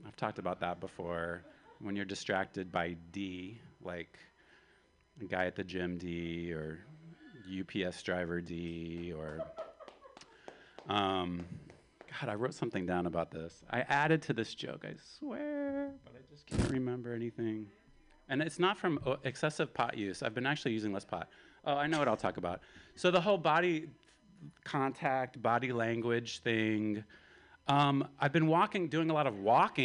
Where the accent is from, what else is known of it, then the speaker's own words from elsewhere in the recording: Appalachia, the South, United States; I'm from the Appalachia, from the South.